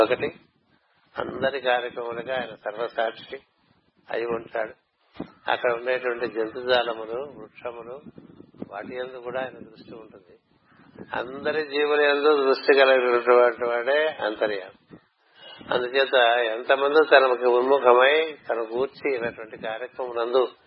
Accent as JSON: {"language": "Telugu", "town": "Visakhapatnam", "region": "Andhra Pradesh", "country": "India", "said": "మా ఊరంటే విశాఖపట్నం"}